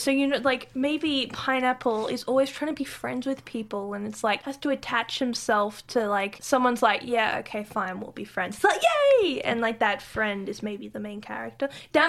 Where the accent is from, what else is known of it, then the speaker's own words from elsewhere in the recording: Australia; Are we making fun of Australians when we are ourselves Australian?